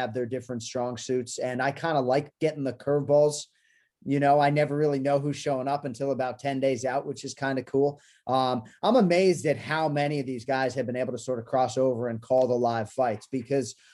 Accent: Boston, Massachusetts, United States; also born or lived in Newton, Massachusetts; a kid growing up in Boston.

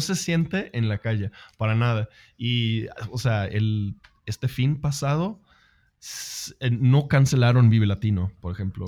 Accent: Sweden; yo soy sueco, no soy inglés

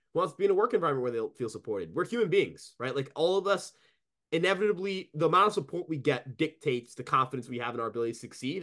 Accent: New York, United States; as a New Yorker

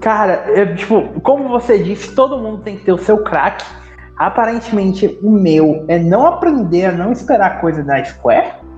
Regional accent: interior of Bahia, Brazil; Aqui na, na minha cidade

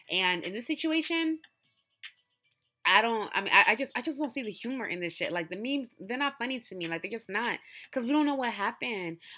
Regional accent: Nigeria; I love my people. I love Nigerian people. I love being Nigerian.

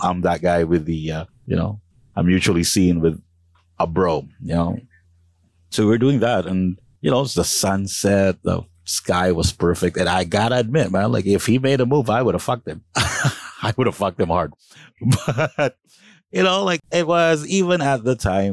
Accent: Calabarzon, Philippines; I'm from Cavite, proudly from Cavite

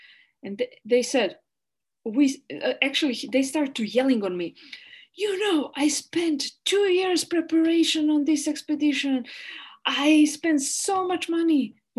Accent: Bosnia & Herzegovina; English is a second language; moved away; I'm from Yugoslavia. I'm always scared of police and everyone.

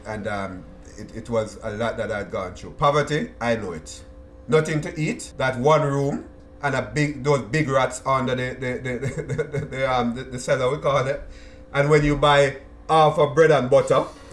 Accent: Jamaica; moved away; me growing up in Jamaica

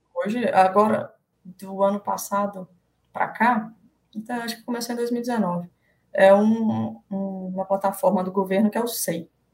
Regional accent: Belo Horizonte, Minas Gerais, Brazil; moved away as an adult; also born or lived in Viçosa; now in Manaus, Brazil; eu sou mineira de Belo Horizonte, mas ah. moro em Manaus, né? Já uhum. tem quase oito anos que eu moro em Manaus

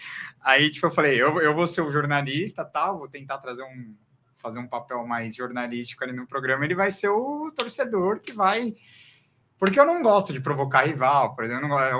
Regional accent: ABC Paulista, São Paulo, Brazil; eu sou do ABC

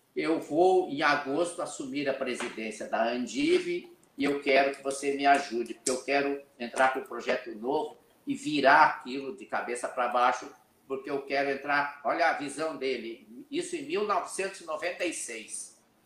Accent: Cacequi, Rio Grande do Sul, Brazil; moved away; also born or lived in São Paulo; Eu nasci na cidade que é a capital da melancia, Cacequi. É lá Cacique. depois de Santa Maria, perto da fronteira com o Uruguai e com a Argentina. Eu sou gaúcho da fronteira

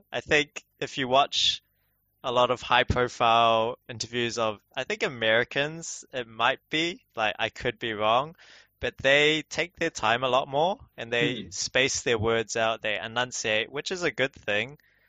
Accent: Auckland, New Zealand; I was born and raised in Auckland, so I don't have an Asian accent. I think I have a mixed accent.

